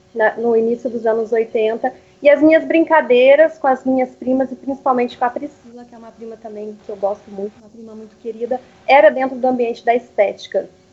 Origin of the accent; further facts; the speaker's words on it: Curitiba, Paraná, Brazil; na adolescência, acabei fazendo os meus primeiros cursos já na área de beleza, de maquiagem. Nessa época eu morava em Curitiba.